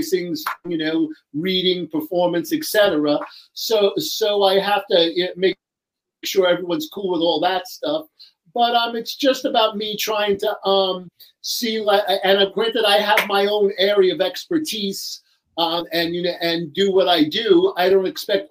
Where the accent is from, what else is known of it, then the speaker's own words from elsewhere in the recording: New York, United States; accent: New York; I'm from New York, as you can hear by my accent